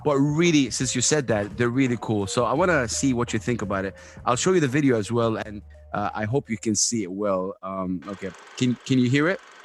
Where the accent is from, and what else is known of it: Saudi Arabia